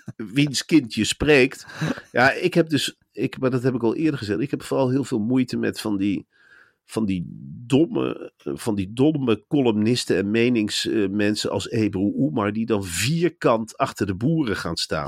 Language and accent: Dutch; Velp, Gelderland, Netherlands; Velp, waar ik ben opgegroeid